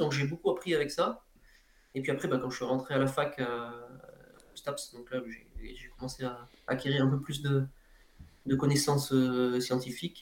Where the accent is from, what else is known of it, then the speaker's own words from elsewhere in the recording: Ardèche, Auvergne-Rhône-Alpes, France; à côté de chez moi en Ardèche